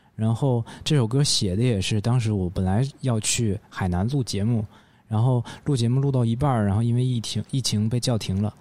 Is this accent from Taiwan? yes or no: no; Northeast China, China; 大家会认为我是一个东北说唱歌手